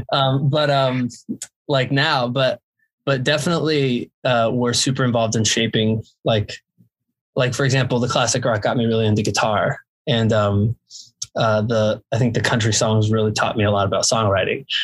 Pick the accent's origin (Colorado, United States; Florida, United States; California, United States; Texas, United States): Florida, United States; Jacksonville; I'm from Jacksonville, Florida